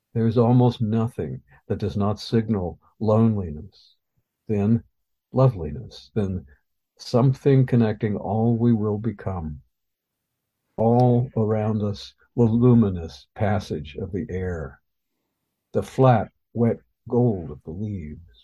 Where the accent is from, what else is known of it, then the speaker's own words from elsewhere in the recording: Missouri, United States; moved away as an adult; now in Ohio, United States; I've been in Ohio for longer than I've been, or longer than I lived in my home state of Missouri.